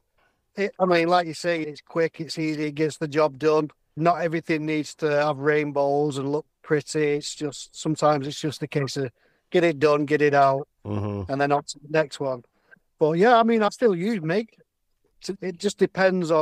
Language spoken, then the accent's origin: English; Bury, North West England, United Kingdom; I'm from Bury, Manchester, England.